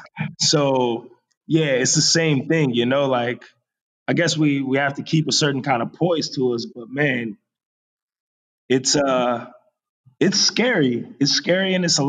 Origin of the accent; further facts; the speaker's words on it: Las Vegas, Nevada, United States; moved away as an adult; now in Vietnam; Las Vegas, my hometown